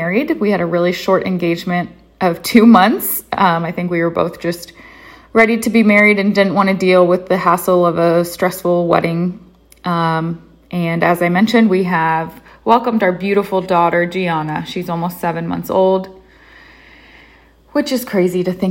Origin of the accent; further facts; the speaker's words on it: Columbus, Ohio, United States; moved away as an adult; now in Waynesburg, United States; I'm originally from Columbus, Ohio.